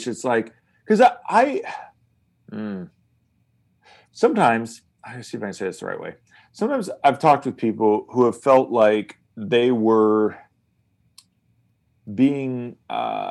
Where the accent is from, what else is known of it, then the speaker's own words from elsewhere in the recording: United States; I'm an American